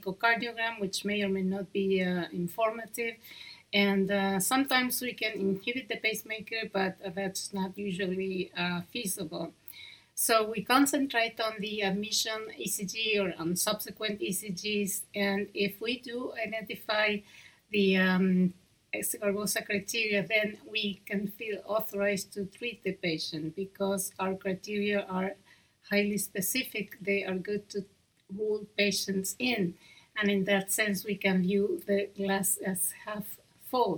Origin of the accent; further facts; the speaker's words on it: Argentina; accent: Argentine; English is a second language; I hope my accent is not too distracting. It's from Argentina.